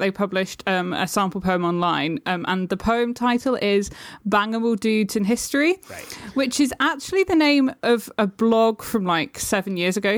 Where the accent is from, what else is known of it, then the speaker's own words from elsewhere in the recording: United Kingdom; You can probably hear I'm British.